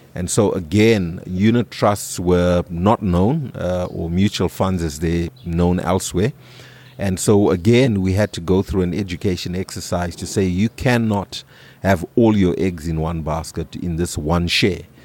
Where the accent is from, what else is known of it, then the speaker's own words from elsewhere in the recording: Harare, Zimbabwe; I grew up in Highfields